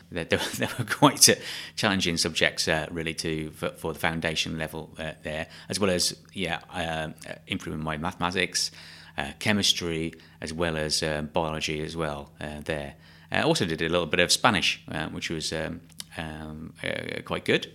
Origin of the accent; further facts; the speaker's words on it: South Staffordshire, West Midlands, United Kingdom; I was born in South Staffordshire on a small holding